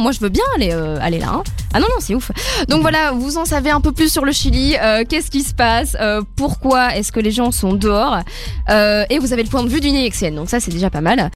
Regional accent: Belgium; en tant que Belge

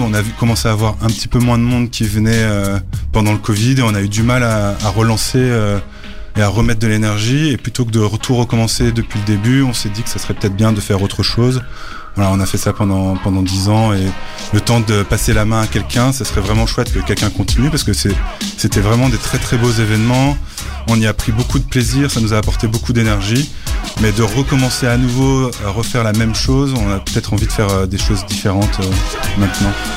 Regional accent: Brussels, Brussels-Capital Region, Belgium; je viens de Bruxelles 1000, euh, du centre de ville de Bruxelles

